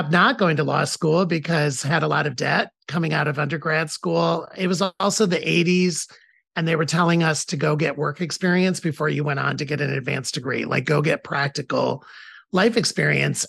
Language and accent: English; Toledo, Ohio, United States; I was born in Toledo, Ohio, so the middle of the United States, for people who don't know the geography, the Midwest, in a very in a family that was third or fourth generation Toledo. Like, Toledo was our hometown